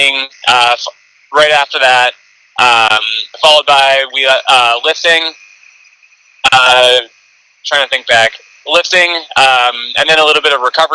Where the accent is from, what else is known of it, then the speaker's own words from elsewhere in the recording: Cleveland, Ohio, United States; I did grow up in Northeast Ohio, just a suburb of Cleveland